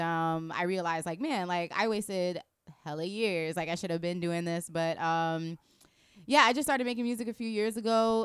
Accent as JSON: {"language": "English", "town": "Tampa", "region": "Florida", "country": "United States", "tie": "born or raised there", "also_born_or_lived": "Long Island, New York", "said": "I'm from Tampa in a sense where, like, I've spent majority of my life there"}